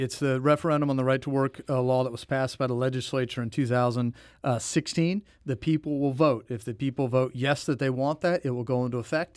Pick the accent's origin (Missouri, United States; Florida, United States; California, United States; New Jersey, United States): Missouri, United States; Jefferson City; also born or lived in St. Louis; Born and raised in Jefferson City, lived my entire life really in Missouri